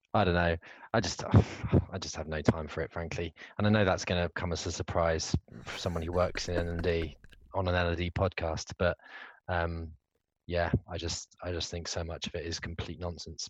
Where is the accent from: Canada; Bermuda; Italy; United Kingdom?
United Kingdom; as a Brit